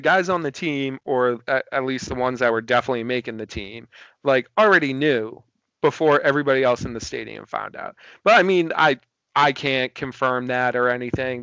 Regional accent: Boston, Massachusetts, United States; I'm from Boston

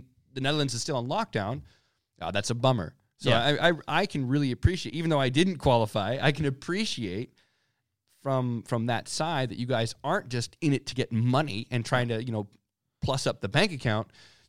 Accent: United States; I'm American, right?

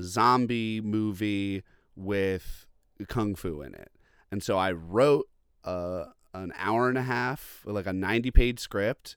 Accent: Long Island, New York, United States; also born or lived in Boston; now in Brooklyn, United States; I'm from Long Island originally

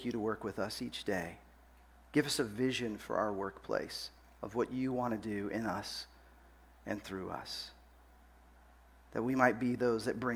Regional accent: Dallas, Texas, United States; moved away as an adult; also born or lived in Seattle / Los Angeles; I grew up in Dallas, Fort Worth, but moved to Seattle after college, and then we were in Los Angeles.

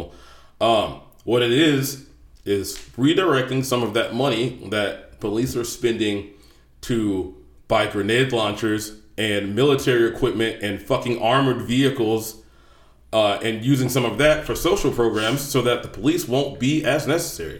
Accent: United States; you know me as an American

